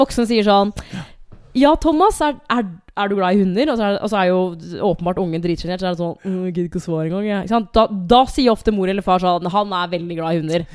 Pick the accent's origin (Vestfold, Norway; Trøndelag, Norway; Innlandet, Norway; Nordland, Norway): Innlandet, Norway; Hamar; now in Asker, Norway; Jeg er fra Hamar